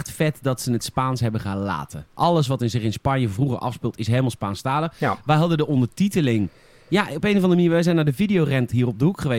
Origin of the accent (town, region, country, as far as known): Boskoop, South Holland, Netherlands